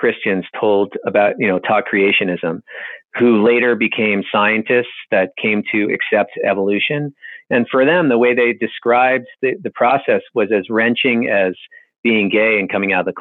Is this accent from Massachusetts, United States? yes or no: yes; Boston, Massachusetts, United States; I grew up in Boston